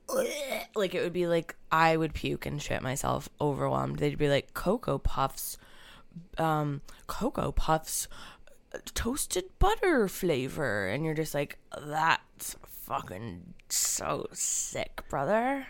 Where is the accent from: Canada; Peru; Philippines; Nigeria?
Canada; As a Canadian youngster